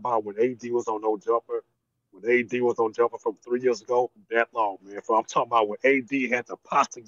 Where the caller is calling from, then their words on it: Texas, United States; I'm calling from the Dirty Dirty, man. I'm calling from Chill Ass Texas to Killer Cali.